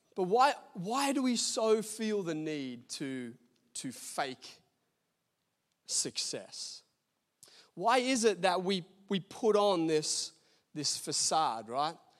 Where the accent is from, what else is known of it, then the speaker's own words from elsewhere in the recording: Australia; I'm an Australian citizen, got an Australian passport